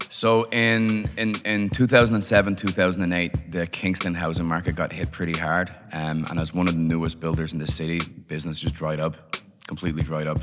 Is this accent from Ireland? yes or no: yes; Dublin, Leinster, Ireland; I was born in Dublin in late 70s so so grew up in Dublin in the 80s.